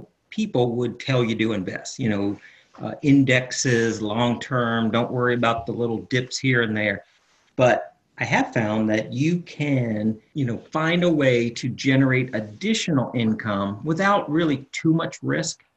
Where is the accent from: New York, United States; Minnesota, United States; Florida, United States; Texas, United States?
Florida, United States; Winter Park; moved away; also born or lived in Charlotte; I'm from Winter Park originally